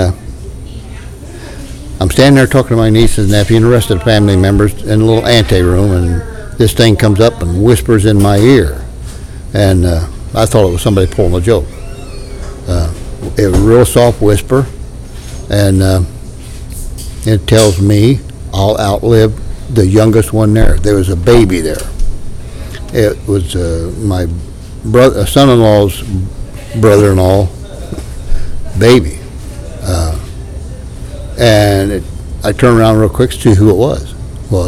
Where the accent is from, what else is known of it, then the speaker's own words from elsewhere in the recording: southern Ohio, United States; accent: hillbilly; now in Doylestown, United States; my hillbilly accent's coming out